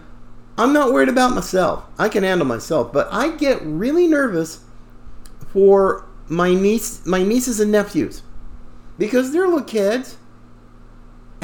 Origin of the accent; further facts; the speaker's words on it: the South, United States; I grew up, I was born in the South, fifth generation